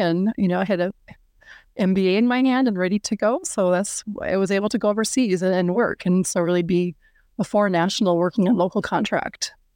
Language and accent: English; Minneapolis, Minnesota, United States; moved away as an adult; also born or lived in Germany / Europe; I'm based in Minneapolis, Minnesota. This is where I'm from.